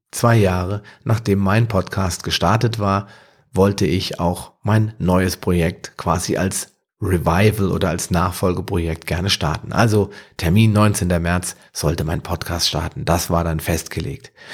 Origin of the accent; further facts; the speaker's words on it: Wetterau, Hesse, Germany; aus meiner Heimat, der Wetterau